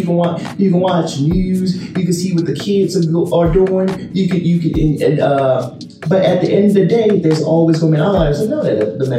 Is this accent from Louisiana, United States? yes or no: no; Baltimore, Maryland, United States; moved away; I'm from Baltimore